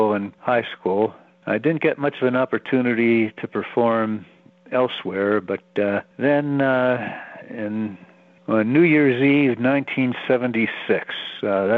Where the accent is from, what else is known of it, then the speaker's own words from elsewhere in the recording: Philadelphia, Pennsylvania, United States; I came from Philadelphia, PA, from a Jewish family